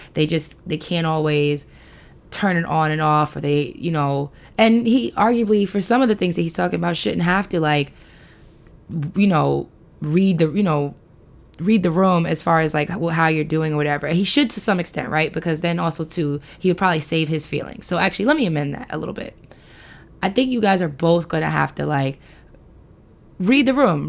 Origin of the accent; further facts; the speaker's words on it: New York City, New York, United States; moved away as an adult; now in Baltimore area, United States; all these years growing up in New York, me living near the Belmont Race Park